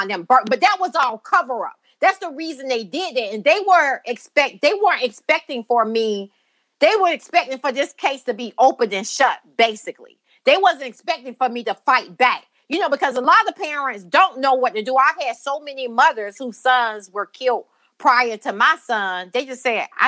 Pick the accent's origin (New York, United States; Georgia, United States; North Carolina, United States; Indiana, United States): Georgia, United States; Brunswick; I'm from Brunswick, Georgia. That's where I was born and raised